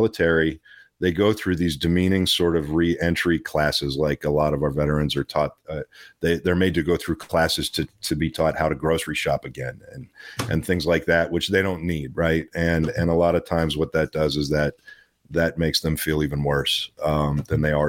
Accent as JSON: {"language": "English", "town": "Pittsburgh", "region": "Pennsylvania", "country": "United States", "tie": "born or raised there", "also_born_or_lived": "Los Angeles, California", "moved": "yes", "lives_now": "Kentucky, United States", "said": "I was born in Pittsburgh. I was raised between Pittsburgh and L.A. I lived in L.A. for 15 years"}